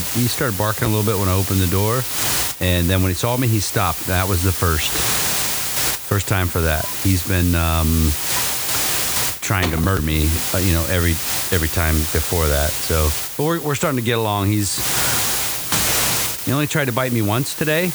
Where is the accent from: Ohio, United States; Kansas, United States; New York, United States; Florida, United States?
Ohio, United States; And I'm in Ohio. I'm from Ohio